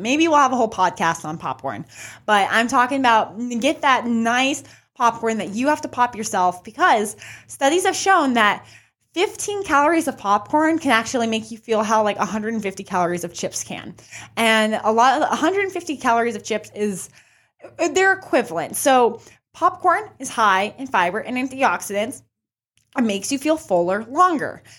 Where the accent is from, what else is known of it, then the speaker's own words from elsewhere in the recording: New Mexico, United States; I'm from New Mexico, so I'm always representing New Mexico.